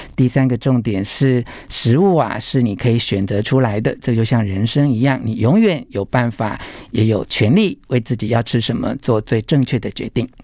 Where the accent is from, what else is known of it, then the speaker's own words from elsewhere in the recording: Taiwan; 我们台湾话叫做拱嘴